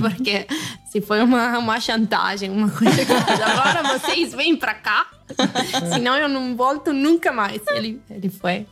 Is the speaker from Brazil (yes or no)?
no; Piedmont, Italy; first language Italian; Portuguese is a second language; eu sou do Piemonte